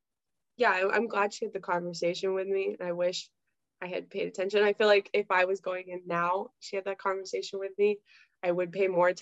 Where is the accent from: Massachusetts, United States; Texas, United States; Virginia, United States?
Virginia, United States; Virginia Beach; I'm from Virginia Beach, Virginia, and we're very much like a relaxed, like kind of surfer community, like a little beach community.